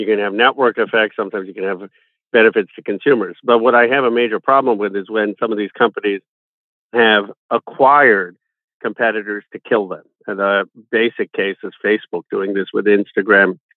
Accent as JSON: {"language": "English", "town": "Philadelphia", "region": "Pennsylvania", "country": "United States", "tie": "born or raised there"}